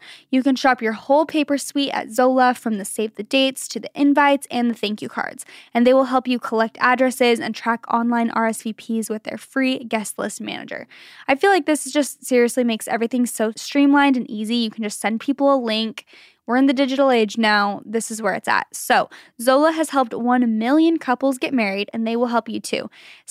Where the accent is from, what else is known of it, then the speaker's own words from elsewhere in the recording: Germany; English is a second language; I'm from Germany, and here it is very normal to set up the tree on Christmas Eve or just a couple of days before.